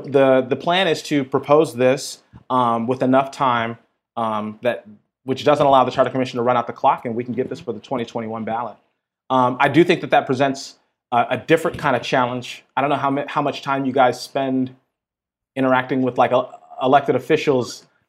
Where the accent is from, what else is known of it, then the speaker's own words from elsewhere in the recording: Minneapolis, Minnesota, United States; So I grew up, born and raised in North Minneapolis, which, if folks don't have context, that's sort of like the black neighborhood of Minneapolis.